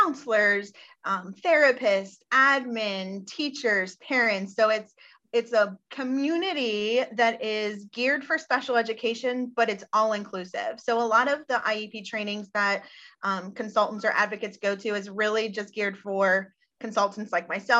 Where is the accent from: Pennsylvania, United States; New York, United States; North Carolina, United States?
Pennsylvania, United States; moved away as an adult; now in Georgia, United States; I'm from Pennsylvania